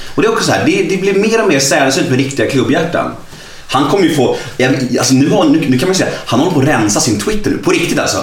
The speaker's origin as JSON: {"language": "Swedish", "town": "Stockholm", "region": "Stockholm County", "country": "Sweden", "tie": "born or raised there", "said": "jag är född på Södermalm och uppvuxen på Söderstadion"}